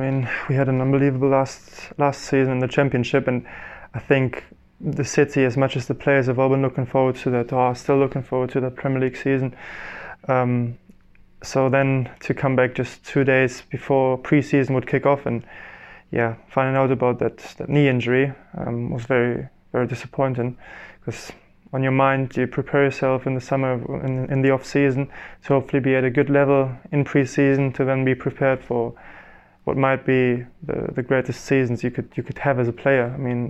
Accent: Germany; first language German; English is a second language; Probably it would be easier for me to do that in German, in my mother tongue, than in English.

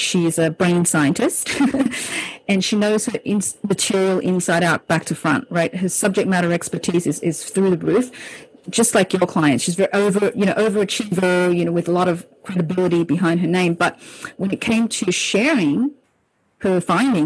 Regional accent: Sydney, New South Wales, Australia; also born or lived in Hong Kong; I was born in Hong Kong, and when I was 7 years old, I moved to Sydney, Australia with my family

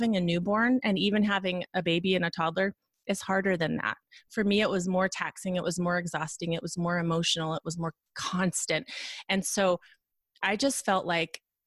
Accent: Reno, Nevada, United States; also born or lived in Lincoln, Nebraska; Reno, Nevada, which is where we're both from

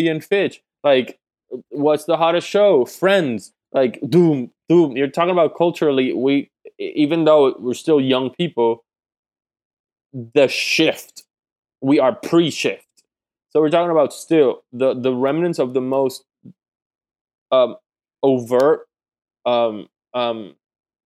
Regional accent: Puerto Rico; I grew up in Puerto Rico

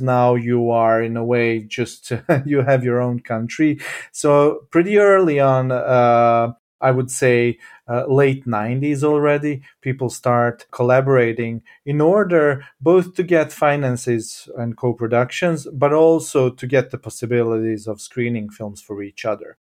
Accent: Jajce, Federation of Bosnia and Herzegovina, Bosnia & Herzegovina; now in Sweden; I was born in Yaitse

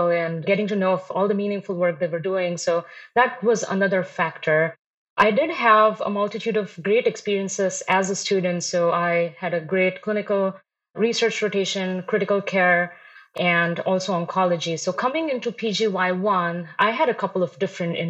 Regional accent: India; moved away as an adult; also born or lived in Chicago, United States; now in Rochester, United States; I was born in India. I was raised in India, moved here to the US in 2012 and have been in Chicago since then

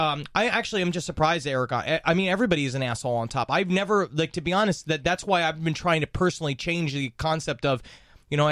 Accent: New York City, New York, United States; I was from Queens

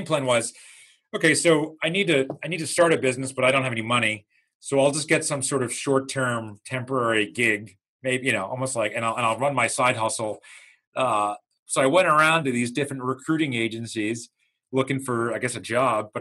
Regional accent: New York area, United States; moved away as an adult; also born or lived in Miami; I'm originally from New York, the New York area

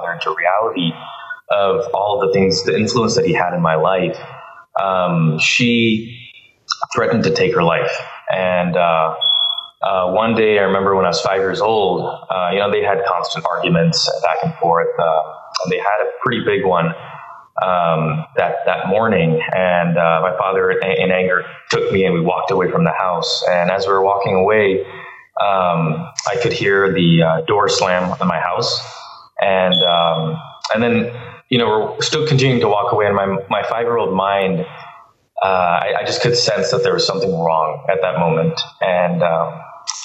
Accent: Bangalore, Karnataka, India; moved away; I was born in India, and that's a country of 1.2 billion people.

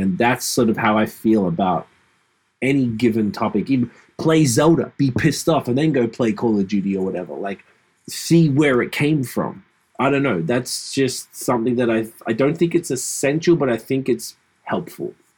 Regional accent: Australia; I grew up in Australia as a hip hop fan

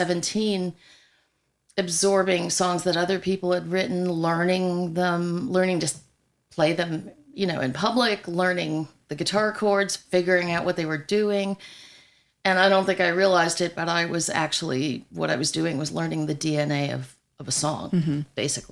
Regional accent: New York, United States; also born or lived in Colorado; now in Nashville, United States; I grew up in New York, and so we had relatives in Chicago

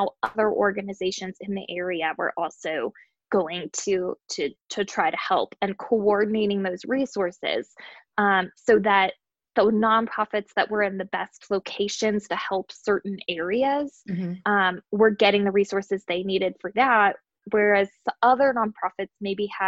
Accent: Nashville, Tennessee, United States; my hometown is Nashville, Tennessee

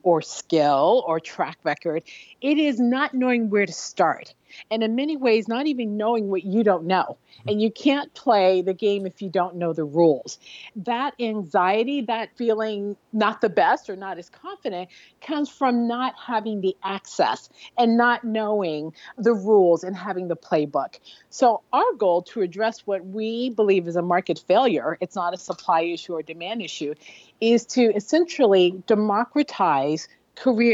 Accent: Newark, New Jersey, United States; I'm from Newark, New Jersey, not a lot of VC going on there

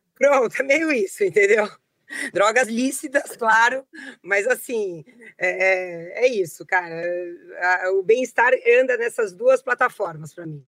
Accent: São Paulo, Brazil; also born or lived in New York; E eu nasci em São Paulo e morei em São Paulo quase a minha vida toda, à exceção de um período em que eu me mudei com a minha família para Nova York, onde nós moramos por cinco anos.

